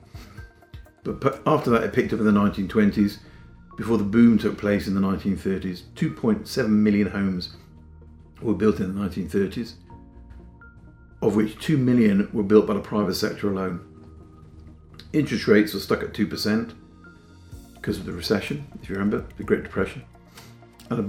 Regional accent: Whitby, Yorkshire and the Humber, United Kingdom; I'm from Whitby in North Yorkshire

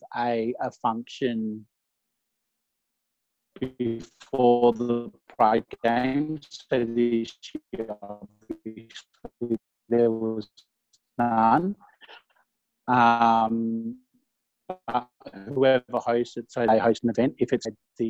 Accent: Bendigo, Victoria, Australia; I grew up in Bendigo, and it's all Carlton recruiting area back in the day

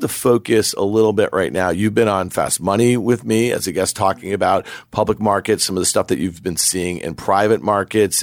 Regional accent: New York, United States; I grew up here in New York

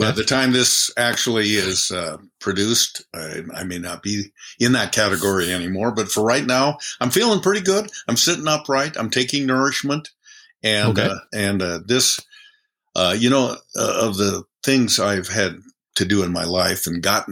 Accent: Bend, Oregon, United States; moved away as an adult; now in Seattle, United States; my hometown of Bend, Oregon

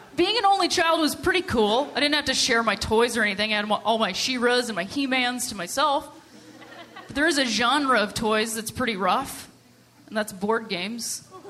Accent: Ohio, United States; also born or lived in Chicago; now in Los Angeles, United States; I'm originally from Ohio

